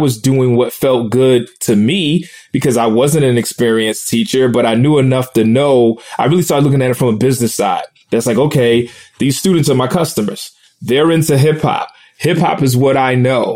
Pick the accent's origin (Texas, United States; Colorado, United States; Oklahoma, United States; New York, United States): New York, United States; New York City; I grew up in Brooklyn, New York